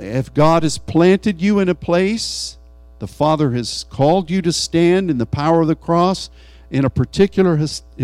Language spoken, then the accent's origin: English; United States; as an American